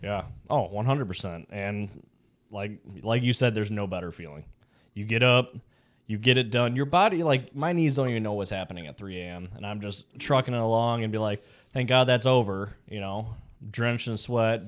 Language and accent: English; Chicago, Illinois, United States; now in Florida, United States; I'm from Chicago